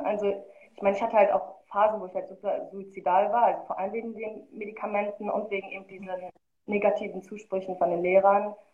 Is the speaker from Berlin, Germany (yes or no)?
no; Marl, North Rhine-Westphalia, Germany; also born or lived in Rüdinghausen (birthplace); und dann bin ich in Mahl aufgewachsen. Ich glaube, das sagt nicht vielen was, aber da wird der Grimme-Preis verliehen